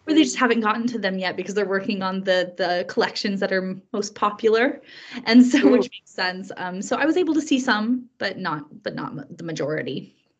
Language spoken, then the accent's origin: English; Greencastle, Indiana, United States; moved away as an adult; now in Edinburgh, United Kingdom; So I grew up in the USA. I'm from Indiana and I'm from a very small college town called Greencastle